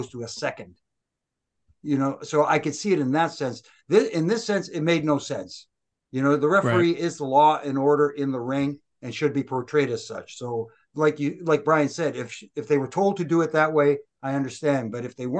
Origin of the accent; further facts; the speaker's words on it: Canada; I'm Canadian.